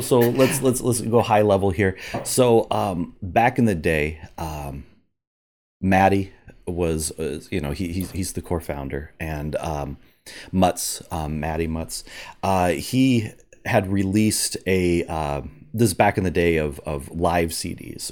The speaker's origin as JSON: {"language": "English", "town": "Omaha", "region": "Nebraska", "country": "United States", "tie": "born or raised there", "said": "grew up in Omaha, Nebraska"}